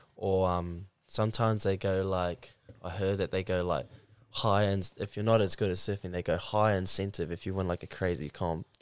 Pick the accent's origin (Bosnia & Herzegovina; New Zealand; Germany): New Zealand; I'm from the Mount Arataki, to be specific